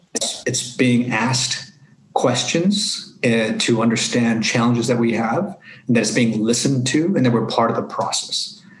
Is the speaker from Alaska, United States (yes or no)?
no; Los Angeles, California, United States; growing up in Los Angeles, to the Mexican American community.